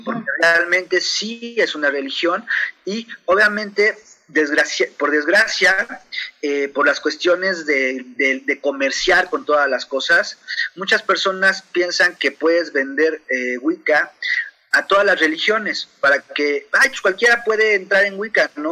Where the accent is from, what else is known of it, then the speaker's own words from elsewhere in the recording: Mexico City, Mexico; now in Chihuahua, Mexico; yo soy originario de la Ciudad de México